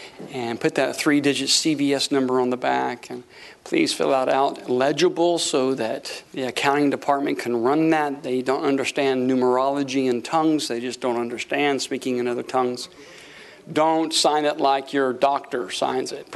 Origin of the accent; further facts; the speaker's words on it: Tampa, Florida, United States; moved away as an adult; also born or lived in Tulsa, Oklahoma; we're from Tampa, Florida.